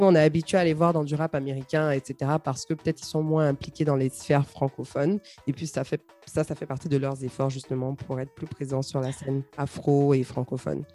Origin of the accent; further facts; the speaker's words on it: Côte d’Ivoire; chez nous en Côte d'Ivoire